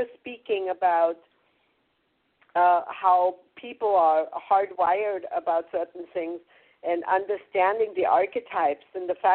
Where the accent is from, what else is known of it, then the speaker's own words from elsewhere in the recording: a village outside Munich, Bavaria, Germany; moved away; I was growing up in Bavaria in a little village outside of Munich